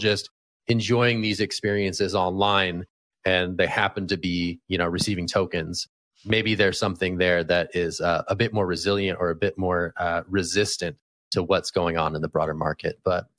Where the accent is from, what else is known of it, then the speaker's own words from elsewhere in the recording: California, United States; born there; Hey man, the first wave is California themed. So as a Californian by birth, I'm all in.